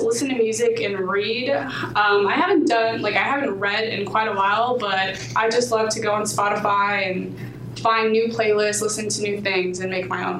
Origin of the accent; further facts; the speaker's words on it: Burbank, California, United States; moved away; I'm from Burbank, California. I'm a junior here at King, so I've been here for about 2.5 years now.